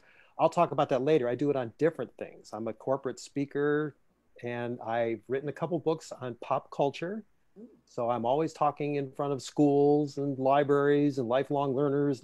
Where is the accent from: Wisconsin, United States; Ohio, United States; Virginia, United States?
Ohio, United States; Cleveland; moved away as an adult; also born or lived in New York City / Los Angeles; now in Cleveland, United States; I grew up outside of Cleveland